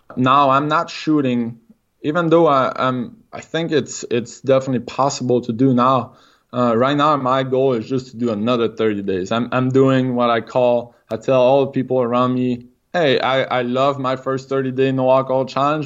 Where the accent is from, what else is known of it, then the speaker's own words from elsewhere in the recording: Quebec City, Quebec, Canada; accent: French Canadian; English is a second language; I'm from Quebec City, so I'm French Canadian. If I got an accent, that's, that's the reason why